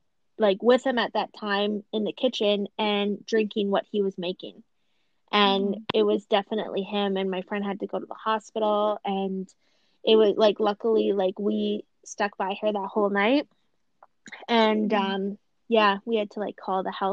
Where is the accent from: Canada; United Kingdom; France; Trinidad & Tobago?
Canada; Thunder Bay, Ontario; I grew up in Thunder Bay